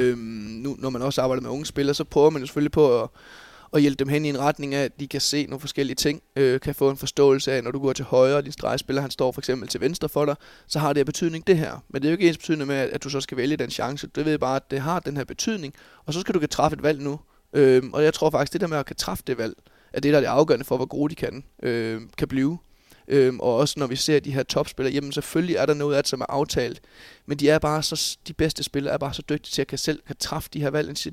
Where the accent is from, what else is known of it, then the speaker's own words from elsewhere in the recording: Bjerringbro, Central Denmark Region, Denmark; Jeg er jo oprindelig Bjerringbro-dreng, og har trådt mine ungdomsår i hjemme i Bjergbro FH